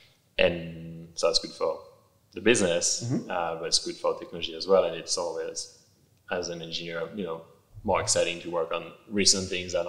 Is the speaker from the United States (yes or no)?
no; Australia; And as an Australian, I was a bit pissed that we blew, what, however many billion of dollars on this of taxpayer money.